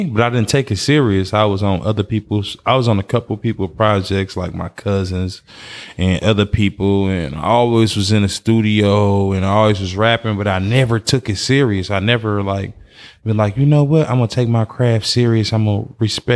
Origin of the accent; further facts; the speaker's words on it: Oakland, California, United States; Born and raised in Funktown